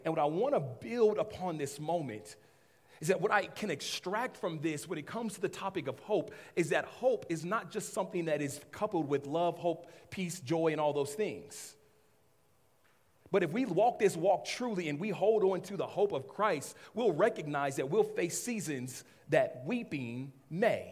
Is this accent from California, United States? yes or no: yes; Los Angeles, California, United States; I grew up in Los Angeles area